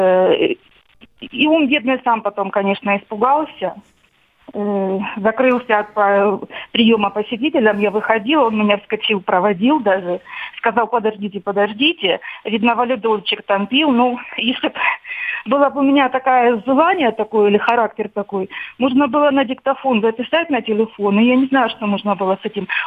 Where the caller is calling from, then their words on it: Rostov-on-Don, Rostov Oblast, Russia; Я из Ростова-на-Дону звоню.